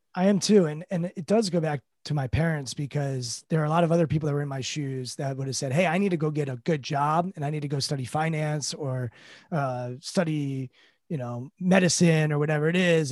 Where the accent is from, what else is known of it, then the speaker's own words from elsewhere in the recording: Potomac, Maryland, United States; I grew up in Potomac, Maryland, an affluent suburb of Washington, D C